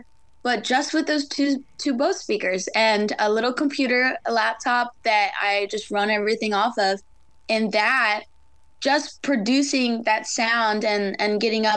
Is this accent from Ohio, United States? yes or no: no; Galloway, New Jersey, United States; I thought I just lived in a small town, like, oh, Galloway. No, I love my hometown